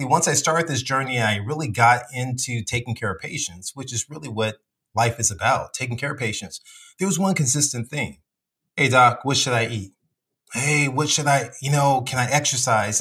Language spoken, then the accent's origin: English; Compton, California, United States; moved away as an adult; also born or lived in South Central LA / Alabama; growing up in Compton